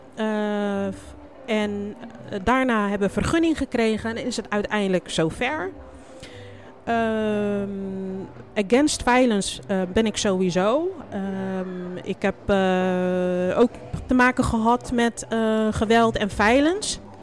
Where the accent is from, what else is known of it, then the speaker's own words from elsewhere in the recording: Groningen, Netherlands; now in Rotterdam, Netherlands; mijn kindertijd heb ik in Groningen doorgebracht